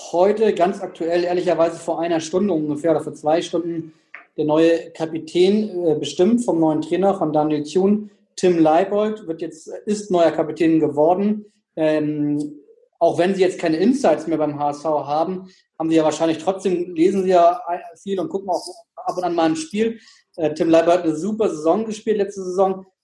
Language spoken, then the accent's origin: German; Bautzen, Saxony, Germany; als äh fast gebürtiger Dresdner, also Bautzen ist ja ganz in der Nähe